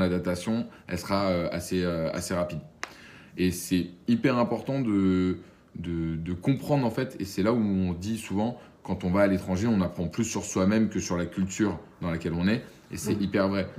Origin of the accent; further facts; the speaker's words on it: Boulogne-Billancourt, Île-de-France, France; also born or lived in Paris; alors moi j'ai grandi, euh, je suis né à Paris j'ai grandi à Boulogne-Billancourt